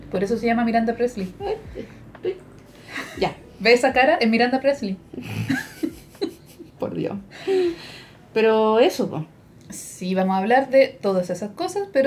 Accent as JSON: {"language": "Spanish", "region": "Valparaíso", "country": "Chile", "said": "somos de Valparaíso"}